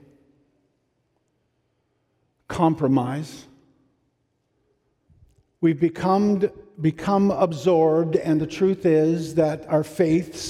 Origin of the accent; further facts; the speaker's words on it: Newfoundland and Labrador, Canada; I'm from Newfoundland